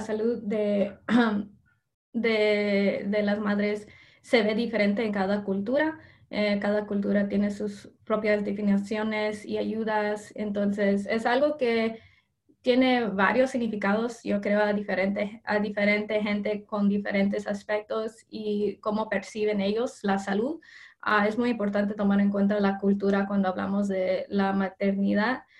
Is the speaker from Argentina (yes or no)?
no; Indianapolis, Indiana, United States; also born or lived in Mexico (ancestry); Yo ah, soy de Indianápolis. Mi familia es de México. Soy de primera generación nacidos aquí en Estados Unidos.